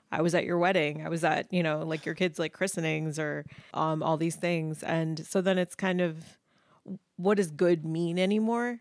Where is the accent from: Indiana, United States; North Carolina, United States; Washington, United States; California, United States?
Indiana, United States; Indianapolis; born or raised there; moved away as an adult; also born or lived in Gainesville, Florida / Chicago / New York